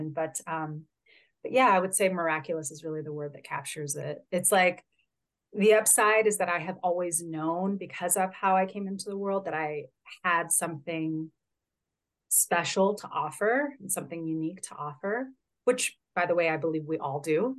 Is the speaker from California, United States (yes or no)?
yes; Northern California, United States; I was born and raised in California, born in Southern California, raised primarily in Northern California